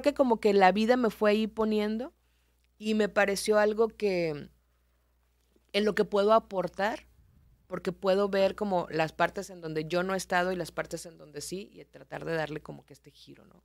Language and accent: Spanish; Culiacán, Sinaloa, Mexico; moved away as an adult; also born or lived in Nuevo Laredo / Mexico City / Reynosa; Yo soy de Culiacán, estaba en Culiacán